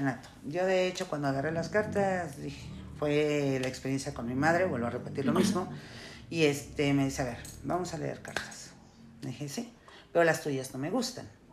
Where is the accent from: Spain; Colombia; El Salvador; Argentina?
El Salvador; Yo soy salvadoreña